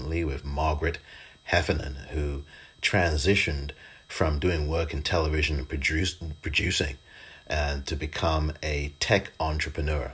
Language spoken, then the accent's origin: English; Pinner, London, United Kingdom; moved away; I'm actually originally from England